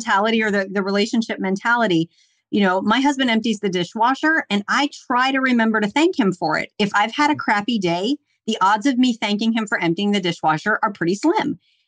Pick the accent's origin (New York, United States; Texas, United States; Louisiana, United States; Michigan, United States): Louisiana, United States; I'm Southern and I was raised in Louisiana